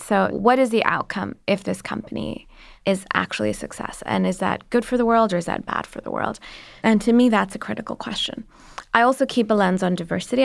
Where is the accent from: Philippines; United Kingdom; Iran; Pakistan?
Pakistan; moved away as an adult; now in United States; I'm an immigrant, I'm Pakistani